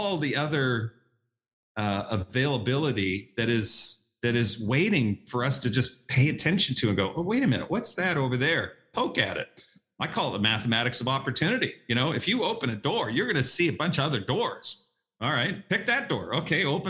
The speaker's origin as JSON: {"language": "English", "country": "Canada", "moved": "yes", "lives_now": "Dallas, United States", "said": "I'm a Canadian who met a Texas gal. I live in Dallas"}